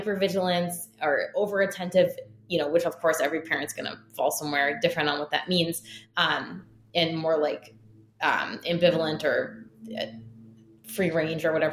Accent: United States; born or raised there

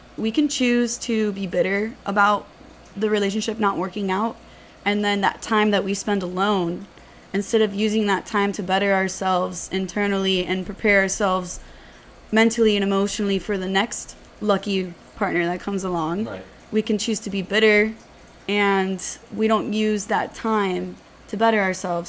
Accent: Miami, Florida, United States; I was born and raised here in Miami, so 305 till I die.

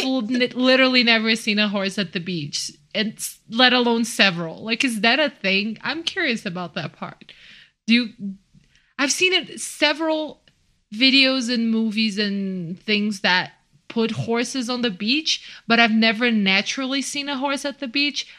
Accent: Brazil; now in Mexico City, Mexico; I'm from Brazil, and I'm actually living in Mexico City

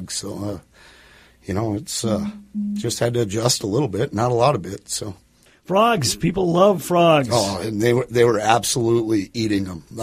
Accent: Park Rapids, Minnesota, United States; Uh, Park Rapids originally.

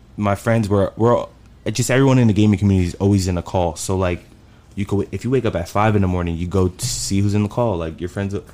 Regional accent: Bayonne, New Jersey, United States; moved away as an adult; also born or lived in Chicago; now in Dallas, United States; I'm from Bayonne, New Jersey

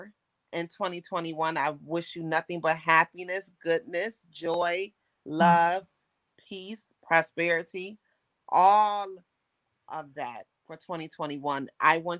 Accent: Buffalo, New York, United States; moved away; I'm from Buffalo, New York

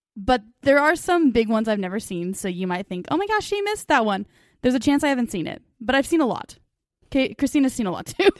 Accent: United States; we're American

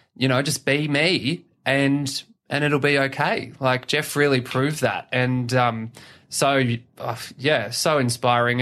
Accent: Batemans Bay, New South Wales, Australia; also born or lived in Gosford, New South Wales / Dubbo, New South Wales; I'm from the South Coast. Um, I was born in Gosford, lived in Dubbo for a while, and then did high school around Batemans Bay

